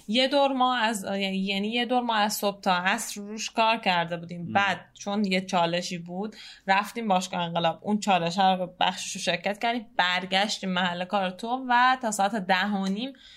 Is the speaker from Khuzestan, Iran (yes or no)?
no; Tehran, Tehran Province, Iran; شهر خودمون یعنی تهران